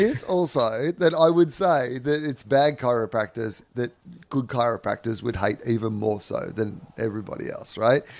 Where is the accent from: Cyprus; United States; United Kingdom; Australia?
Australia; I'm a white Australian, so chances are there's some Irish in there somewhere